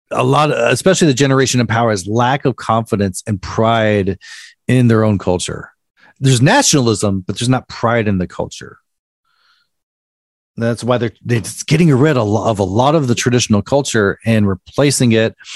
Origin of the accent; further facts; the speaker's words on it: Chattanooga, Tennessee, United States; I grew up a bit in Chattanooga, Tennessee, which is Rock See Rock City, See Ruby Falls. It's full of tourist traps.